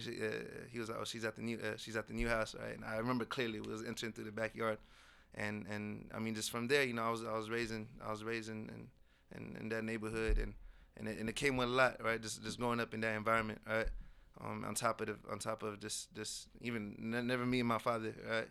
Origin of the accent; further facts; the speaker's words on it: Morocco; I was born in Morocco.